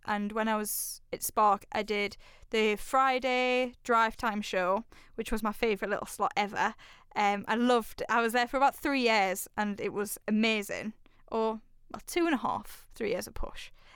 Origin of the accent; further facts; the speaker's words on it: Newcastle upon Tyne, North East England, United Kingdom; I'm a Raji from Newcastle